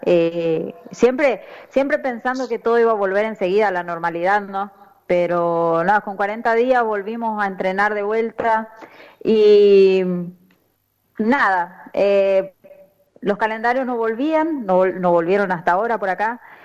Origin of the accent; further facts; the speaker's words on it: Tres Isletas, Chaco, Argentina; moved away as an adult; now in Brazil; yo salí del interior, del interior, yo soy de Tres Hiletas Chaco